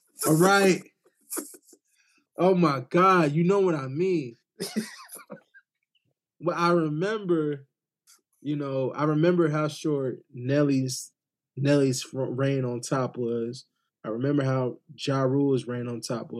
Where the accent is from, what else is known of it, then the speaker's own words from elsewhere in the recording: the South, United States; we both from the South